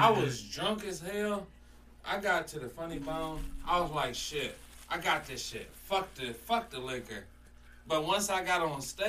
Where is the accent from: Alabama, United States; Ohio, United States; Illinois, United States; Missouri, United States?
Ohio, United States; Ohio's own